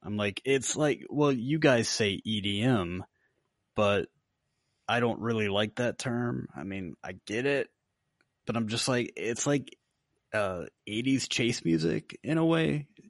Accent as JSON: {"language": "English", "town": "Virginia Beach", "region": "Virginia", "country": "United States", "tie": "born or raised there", "said": "grew up off of Little Creek Road"}